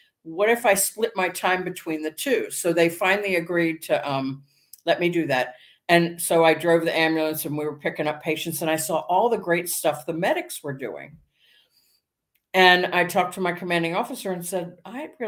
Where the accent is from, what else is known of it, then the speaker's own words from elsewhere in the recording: Silver Spring, Maryland, United States; I was born and raised in Silver Spring, Maryland.